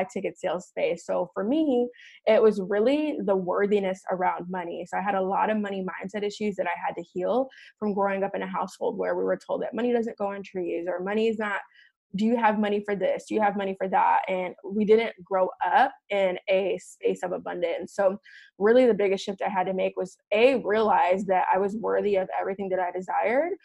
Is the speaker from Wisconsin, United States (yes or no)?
no; Chicago, Illinois, United States; moved away as an adult; now in Scottsdale, United States; I am originally from Chicago, born and raised, grew up in Chicago